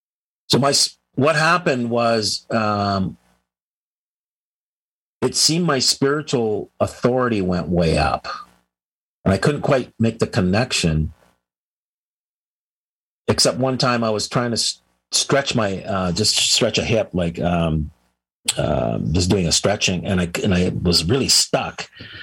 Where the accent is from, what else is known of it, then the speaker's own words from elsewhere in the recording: United States; because I'm a US, I'm an American